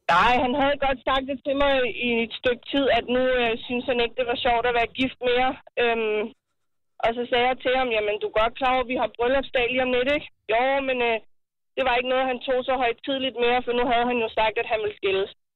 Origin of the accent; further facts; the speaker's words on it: Brøndby, Capital Region of Denmark, Denmark; jeg er fra Brøndby af